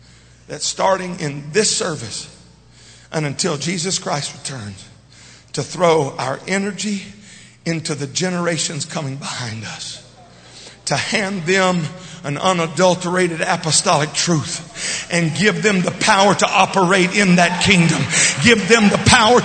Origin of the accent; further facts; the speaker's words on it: Louisiana, United States; We it ain't good English, but I'm from Louisiana.